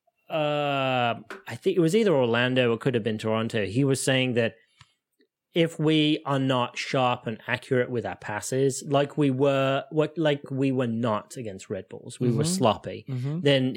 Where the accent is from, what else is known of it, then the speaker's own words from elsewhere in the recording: England, United Kingdom; as an Englishman